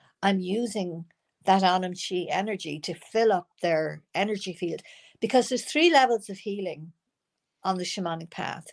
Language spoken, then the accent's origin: English; Ireland; moved away as an adult; also born or lived in United States; I'm not living in the part of Ireland I knew before I came back from America. And I was 30 years in America.